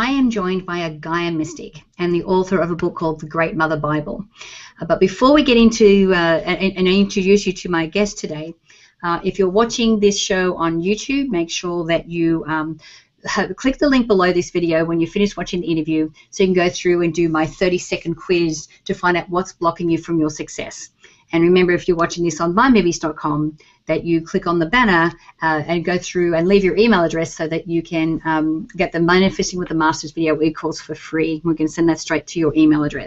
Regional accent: Australia; I'm Australian

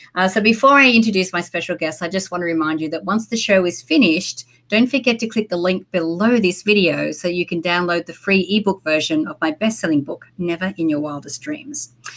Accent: Australia; moved away as an adult; also born or lived in Sydney, Australia / San Diego, United States; now in Los Angeles, United States; I moved from my hometown, like was a country town in Australia, to Sydney when I was 18

